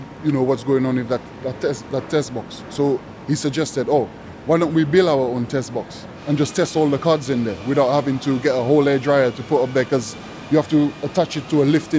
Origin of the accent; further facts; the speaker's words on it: St. Lucia; now in London, United Kingdom; I was born originally in St. Lucia